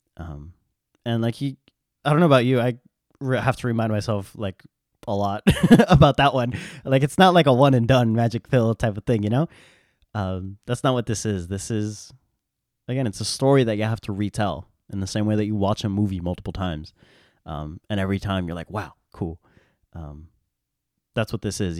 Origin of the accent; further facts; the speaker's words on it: United States; We, in America, in my context, I'm an American